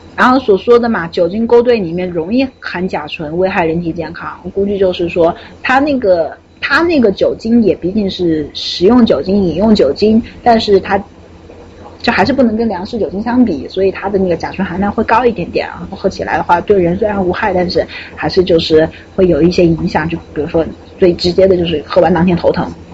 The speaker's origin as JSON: {"language": "Chinese", "town": "Wuhan", "region": "Hubei", "country": "China", "tie": "born or raised there", "said": "作为土生土长的湖北武汉人"}